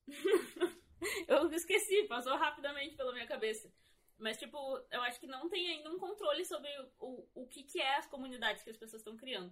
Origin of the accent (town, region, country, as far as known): Brazil